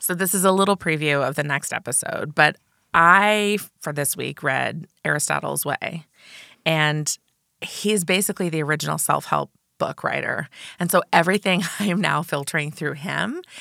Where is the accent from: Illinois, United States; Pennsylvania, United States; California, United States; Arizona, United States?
Illinois, United States; Champaign; I grew up on the mean streets of Champaign, Urbana, Illinois